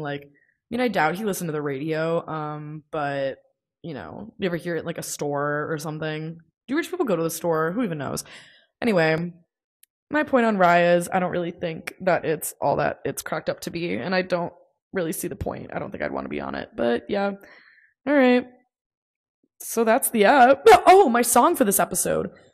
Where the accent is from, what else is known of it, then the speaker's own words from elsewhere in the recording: United States; I don't really know a lot of, um, other languages, and many Americans don't, um, partially because of our school system